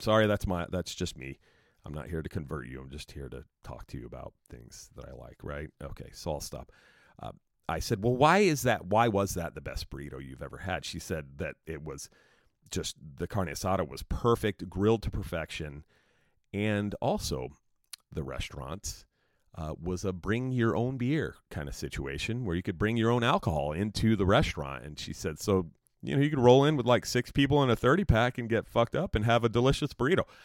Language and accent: English; New Jersey, United States; now in California, United States; I grew up in New Jersey. We moved to California in nineteen seventy-eight, and I've been here ever since